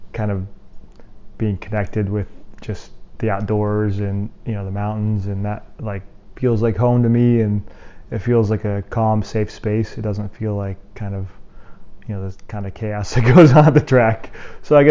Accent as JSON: {"language": "English", "region": "Colorado", "country": "United States", "tie": "born or raised there", "also_born_or_lived": "Indianapolis", "moved": "as an adult", "said": "I grew up in Colorado and I hadn't really ever left the state, you know, through even really the high school before I went to college."}